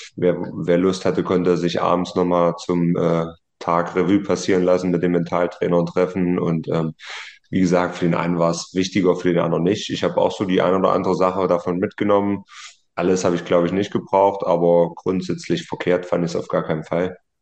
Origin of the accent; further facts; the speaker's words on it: Martinfeld, Thuringia, Germany; Und dann sind wir quasi von meinem Nachbarort dann mit dem Autokorso rüber in meinen Heimatort